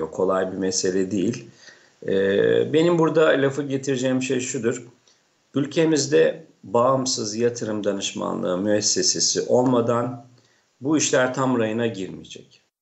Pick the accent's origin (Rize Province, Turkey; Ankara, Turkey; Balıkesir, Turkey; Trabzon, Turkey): Rize Province, Turkey; Çayeli; Ben Rize Çayeli'liyim. Ee, Çayeli'nde 5-10 tane e, mali müşavir vardır.